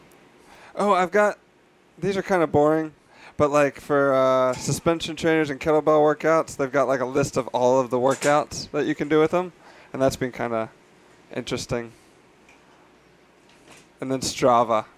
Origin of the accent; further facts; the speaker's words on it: Surrey, South East England, United Kingdom; I was born in Surrey, England in 1989, August 3rd